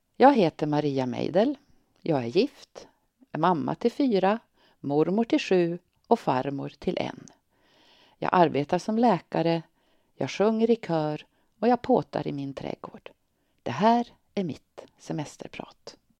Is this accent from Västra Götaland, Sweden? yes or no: no; Tornedalen, Norrbotten County, Sweden; now in Örnsköldsvik, Sweden; den lilla by i Tornedalen där jag växte upp